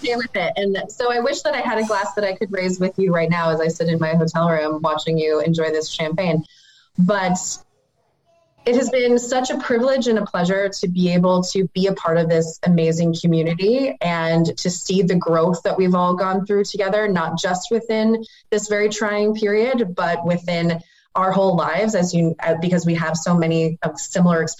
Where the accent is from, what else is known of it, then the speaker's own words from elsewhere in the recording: Northeast Ohio, United States; moved away; also born or lived in Tampa, Florida; growing up in Northeast Ohio